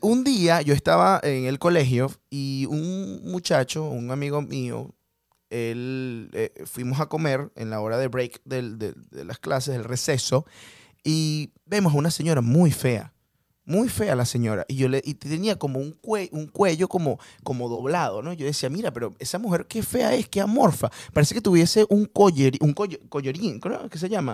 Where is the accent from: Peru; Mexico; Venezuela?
Venezuela; moved away; en Venezuela nosotros